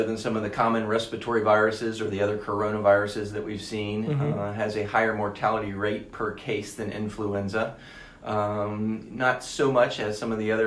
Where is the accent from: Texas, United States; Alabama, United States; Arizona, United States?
Alabama, United States; moved away as an adult; also born or lived in Nashville / Washington, D.C.; now in Charlotte, United States; grew up in Alabama